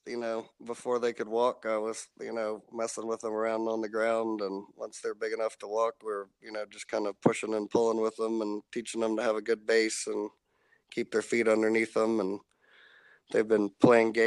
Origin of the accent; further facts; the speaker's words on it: Arlington, Texas, United States; Arlington, Texas, which is my hometown that I grew up